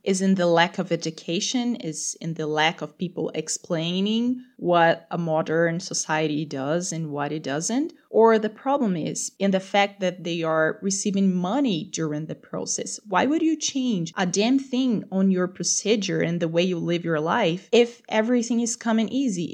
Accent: Brazil; I'm from Brazil

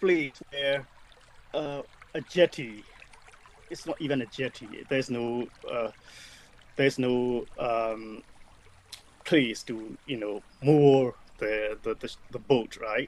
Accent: Myanmar; now in United Kingdom; I was born in Burma, Myanmar

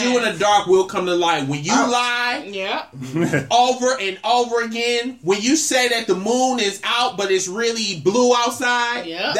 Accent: Milwaukee, Wisconsin, United States; Represent from the 414.

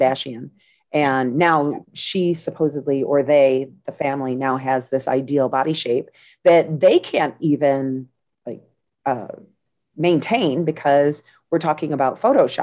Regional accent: United States; I'm from the United States.

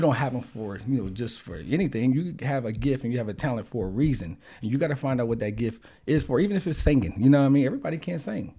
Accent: Wilmington, Delaware, United States; growing up in the Riverside Projects in the hood

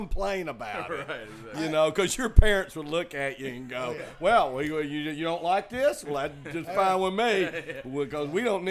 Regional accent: Chattanooga, Tennessee, United States; I grew up in Chattanooga.

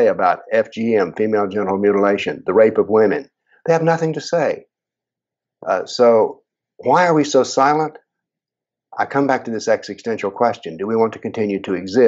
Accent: United States; as an American

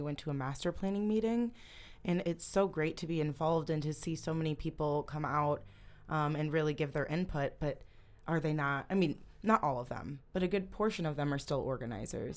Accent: Holland, Michigan, United States; I grew up in Holland, Holland, Michigan.

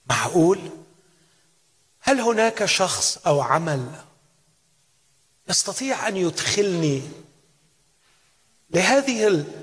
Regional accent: Egypt; عندنا في مصر نقول الاجانب

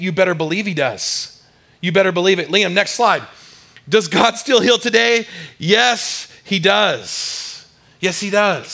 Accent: San Diego, California, United States; I grew up in San Diego, California, and I swam a lot

